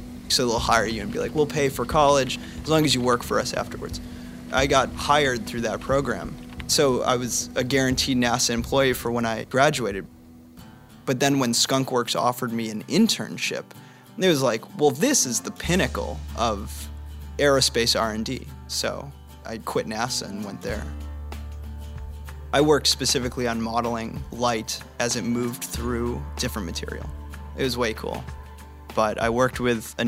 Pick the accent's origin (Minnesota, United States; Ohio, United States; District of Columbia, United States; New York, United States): Ohio, United States; Cleveland; I'm from Cleveland, Ohio